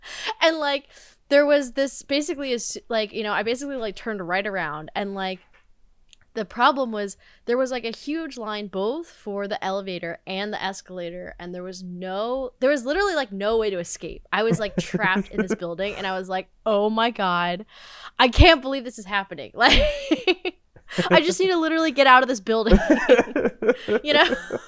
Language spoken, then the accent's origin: English; Connecticut, United States; I grew up in Connecticut.